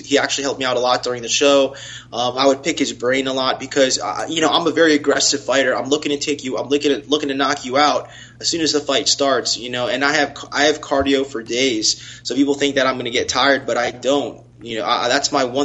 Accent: South Florida, United States; also born or lived in Tallahassee, Florida; I'm born and raised in South Florida. I went to grade school here, high school here.

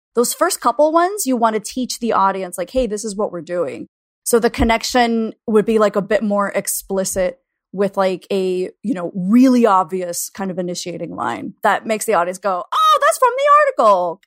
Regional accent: Florida, United States; now in Chicago, United States; I grew up in Florida, in my particular school district

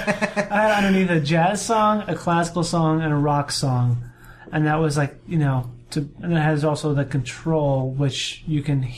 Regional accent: Rochester, Minnesota, United States; I grew up, my dad is a surgeon, so I grew up in the Rochester, which is where the Mayo Clinic is

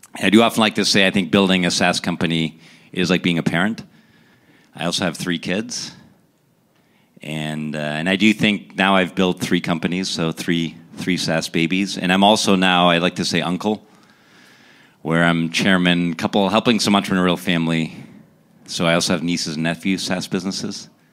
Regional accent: Essen, North Rhine-Westphalia, Germany; also born or lived in Pittsburgh, Pennsylvania; now in United States; I was born in Germany

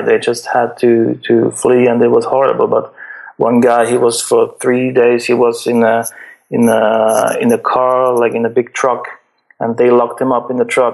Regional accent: Switzerland; I'm from Switzerland. Like, it's the richest country in the world. Like, we don't have any real problems here in Switzerland

